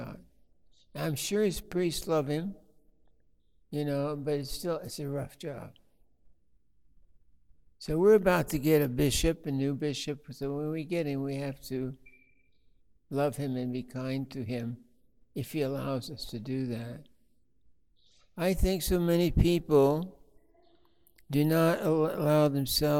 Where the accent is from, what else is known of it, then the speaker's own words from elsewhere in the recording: Blue Mountains of Oregon, United States; I'm from the Blue Mountains of Oregon